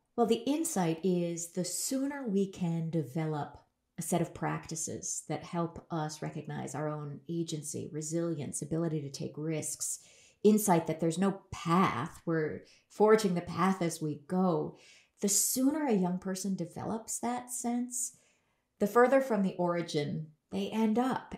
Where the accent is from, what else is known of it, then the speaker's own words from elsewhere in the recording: Berkeley, California, United States; I grew up in Berkeley, California